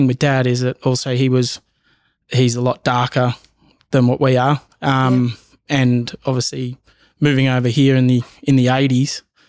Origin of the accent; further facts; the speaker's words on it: Bendigo, Victoria, Australia; growing up in Bendigo, I didn't really feel different, I guess.